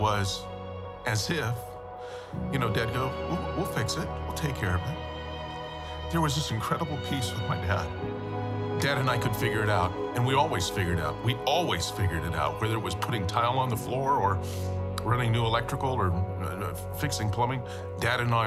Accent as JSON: {"language": "English", "town": "Los Angeles", "region": "California", "country": "United States", "tie": "born or raised there", "said": "Growing up in Woodland Hills with my parents, had a great family"}